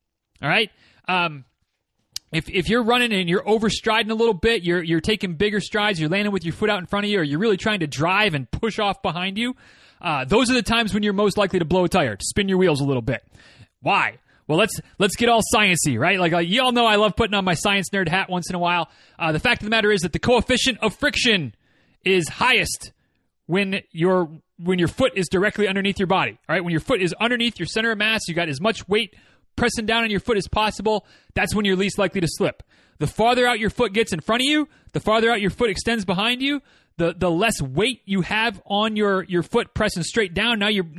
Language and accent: English; Michigan, United States; moved away as an adult; I'm from the North, grew up in northern Michigan, spent 18 winters there before I'd had enough and said, I'm going to go to college in Florida